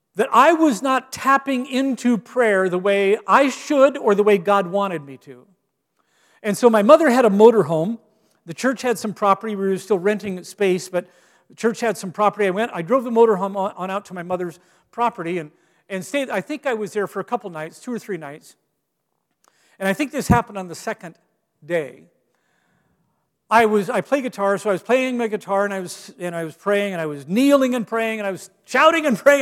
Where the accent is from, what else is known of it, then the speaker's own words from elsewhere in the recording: Gig Harbor, Washington, United States; moved away; when I was pastoring in my hometown of Gig Harbor, Washington